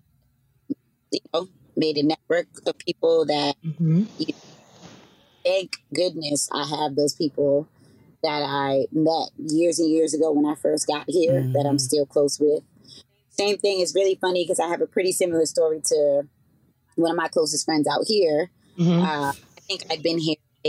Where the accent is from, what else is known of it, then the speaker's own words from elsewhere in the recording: Boston, Massachusetts, United States; moved away as an adult; now in Las Vegas, United States; I'm originally from Boston, but I'm now reside in Las Vegas, the city of sin.